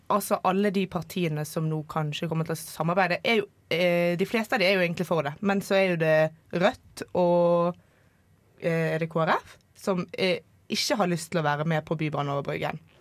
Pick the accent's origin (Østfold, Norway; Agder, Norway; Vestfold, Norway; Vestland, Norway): Vestland, Norway; near Bergen; Jeg er fra et uh, lite tettsted utenfor Bergen